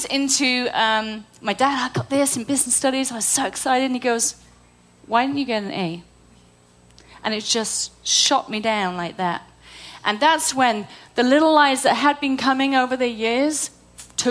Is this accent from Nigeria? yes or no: no; United Kingdom; moved away; I'm British